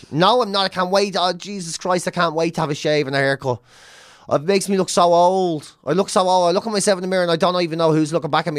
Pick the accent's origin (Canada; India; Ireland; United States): Ireland; We're Irish